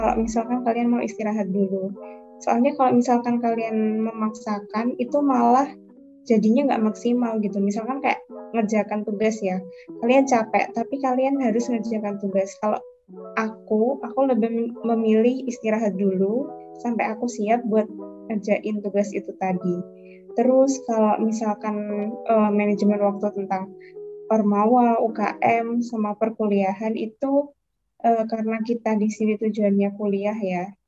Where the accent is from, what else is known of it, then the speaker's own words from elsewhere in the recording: Banyuwangi, East Java, Indonesia; moved away as an adult; now in Jember, Indonesia; Kalau aku sendiri dari Banyuwangi